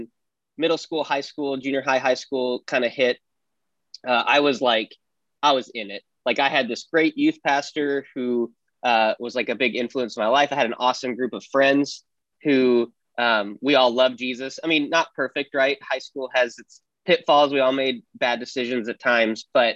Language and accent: English; Wyoming, United States; I grew up in Wyoming, in a big town for Wyoming, small town for everywhere else